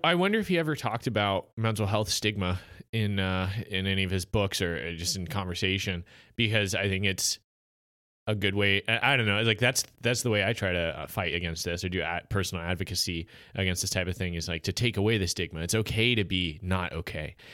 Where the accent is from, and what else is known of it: United States